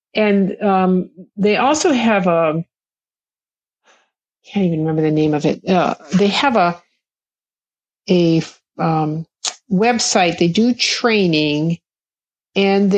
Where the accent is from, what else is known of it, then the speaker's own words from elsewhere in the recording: Kauai, Hawaii, United States; I grew up in Hawaii